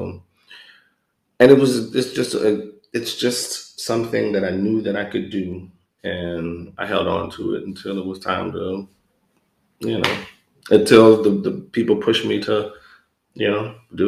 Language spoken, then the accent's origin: English; New Orleans, Louisiana, United States; Because New Orleans is a creative town. It's a resourceful town.